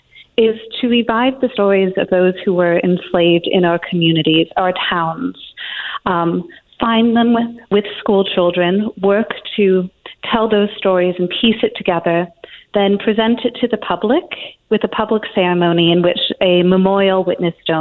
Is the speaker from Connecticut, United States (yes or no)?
yes; Madison, Connecticut, United States; I grew up in Madison, Connecticut